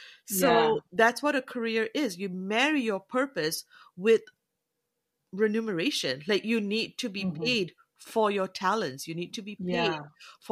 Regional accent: Canada; also born or lived in New Zealand; And I'm Southeast Asian, but I look Indian, mm-hmm. so I'm Canadian, but I'm also a Kiwi.

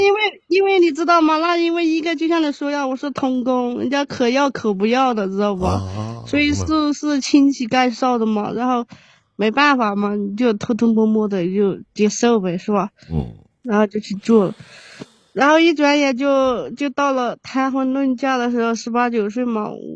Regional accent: Qujing, Yunnan, China; moved away as an adult; also born or lived in Hubei; now in Shanghai, China; 我是我是云南的。 啊，云南的，云南是哪个城市的？ 曲靖。

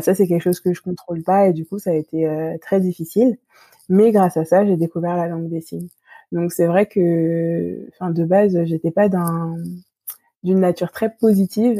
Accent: Île-de-France, France; je suis d'origine antillaise. Mhm. J'ai grandi dans cette culture-là, mais j'ai été élevée ici en France mhm. et, enfin, en France métropolitaine

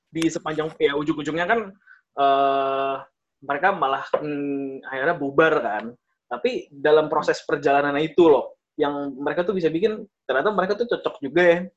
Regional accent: Bekasi, West Java, Indonesia; 11 April tahun 2000, gue lahirnya di Bekasi. Dari lahir gue nggak pernah kemana-mana, tetap di Bekasi terus.

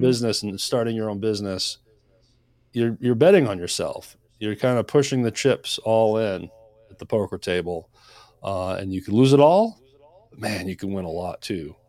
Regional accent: Maine, United States; moved away as an adult; also born or lived in Nashville, Tennessee; I moved to Nashville, Tennessee from Maine. I grew up in Maine

